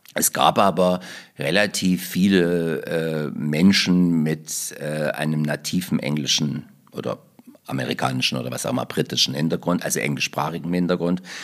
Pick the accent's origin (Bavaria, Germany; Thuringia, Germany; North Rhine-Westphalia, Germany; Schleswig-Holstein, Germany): Thuringia, Germany; Gräfenthal; now in Leipzig, Germany; Ich komme aus Thüringen. Ja. Und in meiner thüringischen Heimat